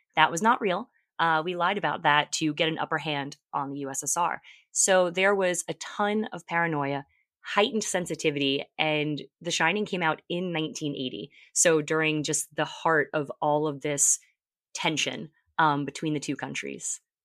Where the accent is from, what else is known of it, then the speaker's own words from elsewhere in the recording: Long Island, New York, United States; I was born and raised on Long Island in New York